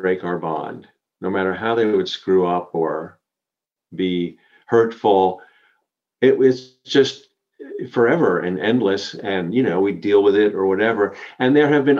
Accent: Long Island, outside New York City, United States; I grew up on Long Island outside of New York City

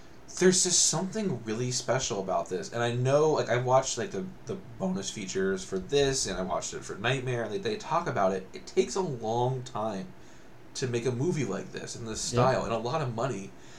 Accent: Canada; As a Canadian, I expect better.

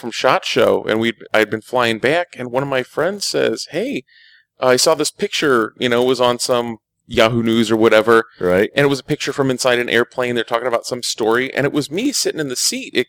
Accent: Illinois, United States; I'm I'm from Illinois.

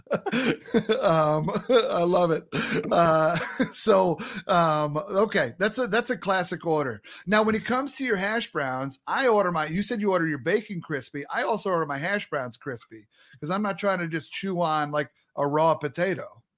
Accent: Long Island, New York, United States; also born or lived in North Carolina; I grew up on Long Island

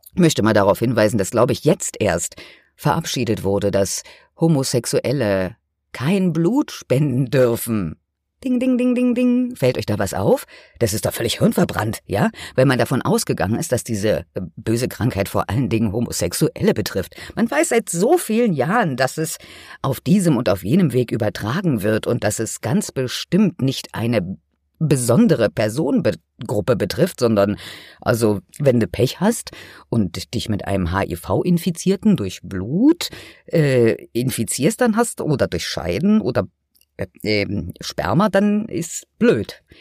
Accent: Germany; bei uns in Deutschland

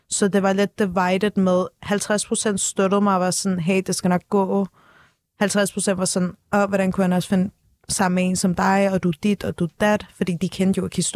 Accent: Turkey; Men igen, jeg er tyrker, jeg er ung.

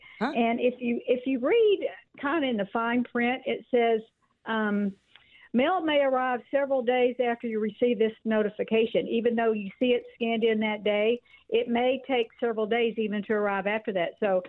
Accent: Arkansas, United States; now in Leavenworth, United States; I'm from Arkansas originally.

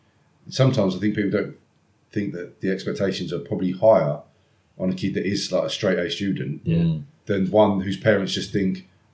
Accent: Chatham, South East England, United Kingdom; growing up in Chatham was, especially in the 90s and 2000s

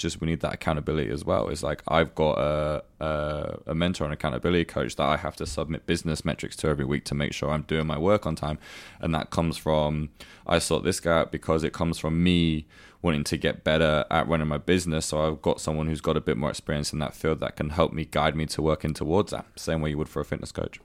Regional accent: United Kingdom; moved away as an adult; now in Dubai, United Arab Emirates; my hometown in the UK

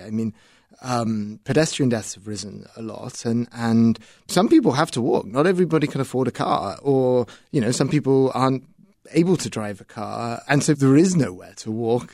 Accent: United Kingdom; moved away as an adult; now in Chicago, United States; in the United Kingdom, where I'm from

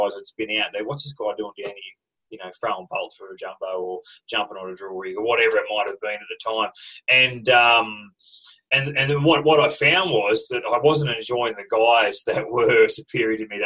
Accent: Cobar, New South Wales, Australia; also born or lived in Mackay, Queensland / Hunter Valley, New South Wales; I grew up in Cobar, like you work in a mining community

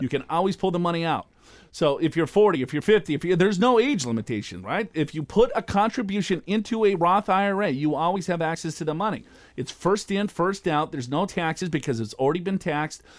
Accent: Minneapolis, Minnesota, United States; I was born and raised in Minneapolis, Minnesota.

